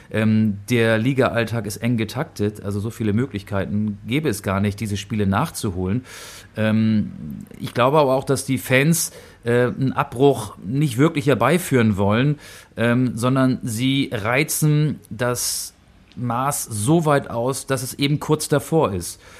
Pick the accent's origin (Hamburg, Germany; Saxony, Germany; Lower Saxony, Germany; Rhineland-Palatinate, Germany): Hamburg, Germany; der mich dann von Hannover zurück in meine Heimatstadt Hamburg geführt hat.